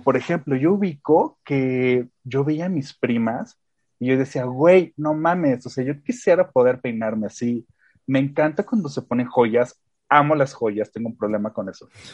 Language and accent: Spanish; León, Guanajuato, Mexico; yo soy de León, que es como muchas personas saben, una ciudad increíblemente mocha